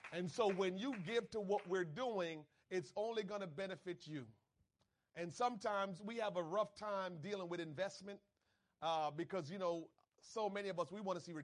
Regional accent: Trenton, New Jersey, United States; I grew up in Trenton.

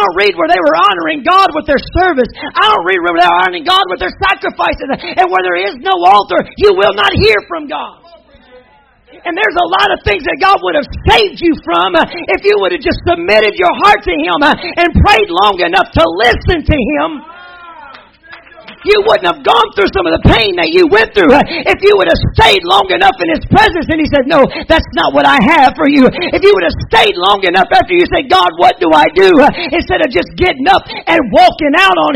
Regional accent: Arkansas, United States; I'm from Arkansas.

